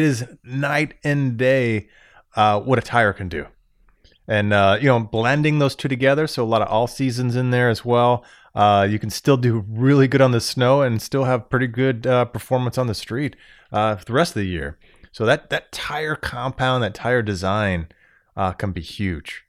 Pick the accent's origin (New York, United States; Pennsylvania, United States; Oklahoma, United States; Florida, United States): Florida, United States; moved away as an adult; now in Michigan, United States; Born and raised in Florida my whole life, I moved up to Michigan.